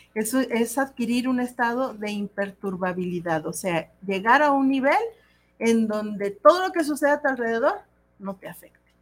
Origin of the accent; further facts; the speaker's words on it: Mexico; como sociedad mexicana